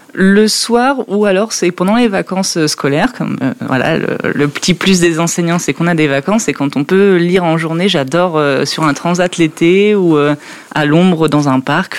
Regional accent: Normandy, France; moved away; also born or lived in Nord; je travaille dans le Nord, pas par ici, mais je suis originaire de Normandie

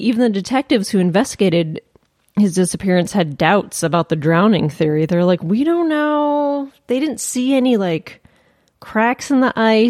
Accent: Michigan, United States; I'm from Michigan.

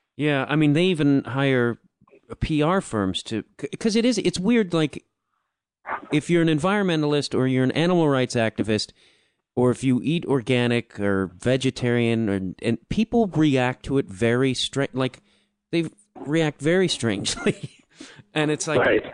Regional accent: Chicago, Illinois, United States; I'm from Chicago

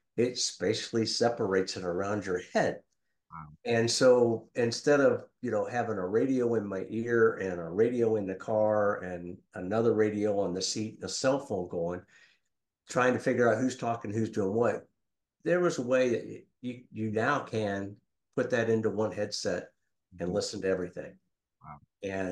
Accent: Xenia, Ohio, United States; moved away as an adult; I'm originally from Ohio, born and raised in Xenia

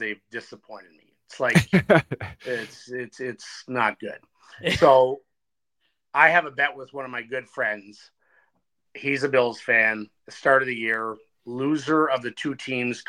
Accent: Ottawa, Ontario, Canada; from Ottawa, Ontario

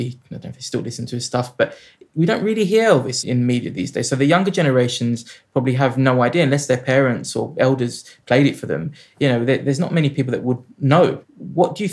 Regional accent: London, United Kingdom; I grew up in South London

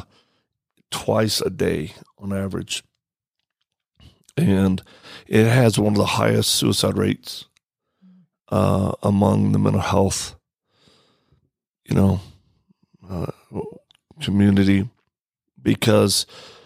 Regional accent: Cajun, Louisiana, United States; moved away; also born or lived in Mississippi; being Cajun and young

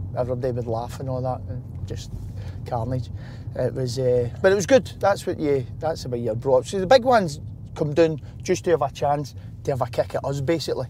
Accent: Wishaw, Scotland, United Kingdom; We moved from Wisher. Brought up in Wisher.

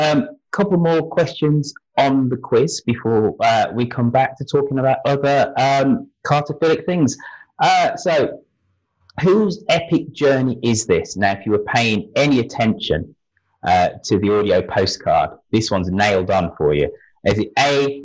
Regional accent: Birmingham, West Midlands, United Kingdom; my hometown

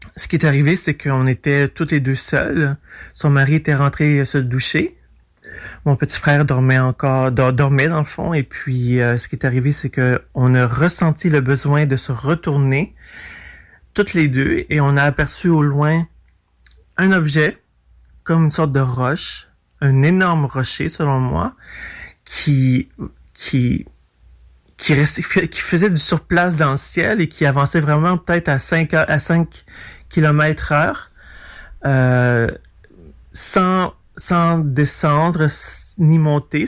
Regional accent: Montreal, Quebec, Canada; je vais de Montréal

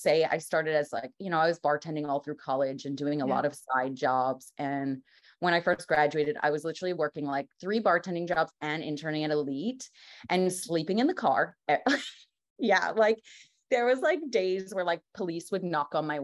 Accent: New York, United States; I'm from New York, grew up like 45 minutes north of the city

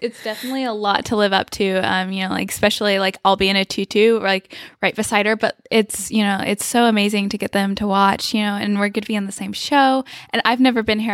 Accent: Bradenton, Florida, United States; I'm from Bradenton

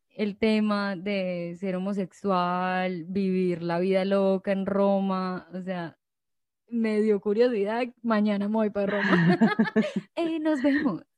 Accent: Colombia; moved away; De Colombia.

